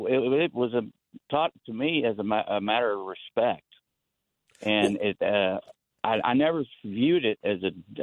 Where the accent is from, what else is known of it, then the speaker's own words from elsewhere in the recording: Tennessee, United States; now in Baltimore, United States; I live in Baltimore, but I'm originally from Tennessee. And I just turned 60. I was, raised in the 70s and 80s mostly.